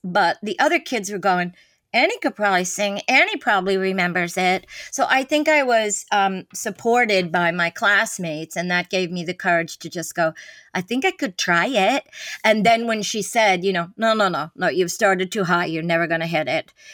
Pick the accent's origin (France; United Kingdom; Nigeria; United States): United States; New York City, New York; we came in from Brooklyn